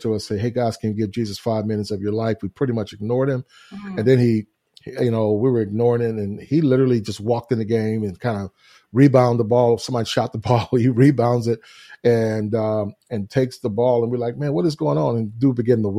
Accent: Houston, Texas, United States; I grew up in Houston, Texas, which is where we're located at now and where we live and reside. And it's my hometown

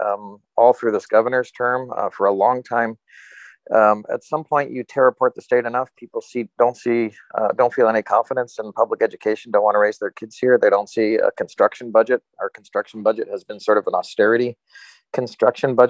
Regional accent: New York, United States; now in Alaska, United States; I was born in New York.

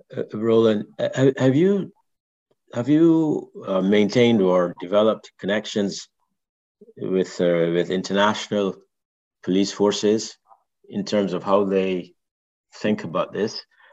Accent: Barbados; I grew up in Barbados and there, they still don't have a routine thing of all the policemen carrying weapons, carrying guns.

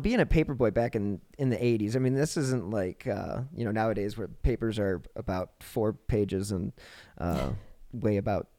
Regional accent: Cleveland, Ohio, United States; now in Denver, United States; Well, Cleveland is my hometown, but where I currently live, I'm currently in Denver

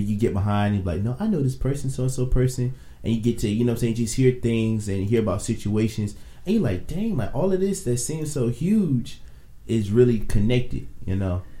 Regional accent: Virginia, United States; I'm from Virginia

